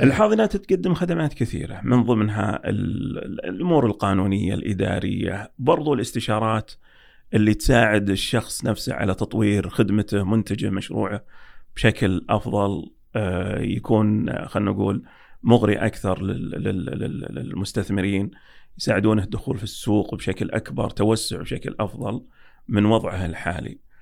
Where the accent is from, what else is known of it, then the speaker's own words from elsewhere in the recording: Saudi Arabia; عندنا في السعودية